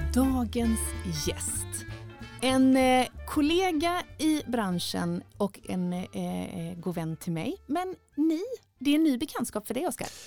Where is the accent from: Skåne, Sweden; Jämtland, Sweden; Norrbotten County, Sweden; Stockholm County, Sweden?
Norrbotten County, Sweden; Jokkmokk; Jag är uppväxt i Jokkmokk